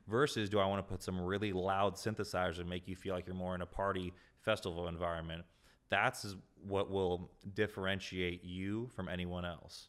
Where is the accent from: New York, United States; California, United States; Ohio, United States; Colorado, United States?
California, United States; Carlsbad; now in Encinitas, United States; born and raised in Carlsbad, California. I'm currently living in Encinitas.